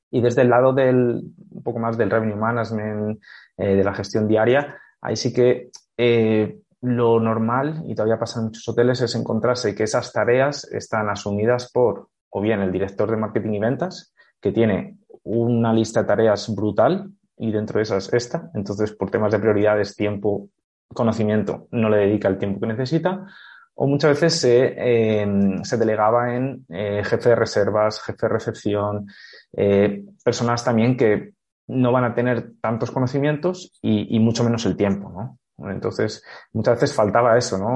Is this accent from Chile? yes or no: no; Salamanca, Castile and León, Spain; also born or lived in Bolivia / Costa Rica; Yo soy de aquí de Salamanca